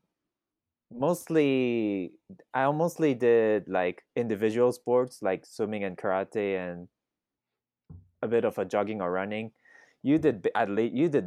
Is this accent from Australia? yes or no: no; Thailand; English is a second language; moved away as an adult; now in Kearney, United States; my nationality is Japanese, but I was born and raised in Thailand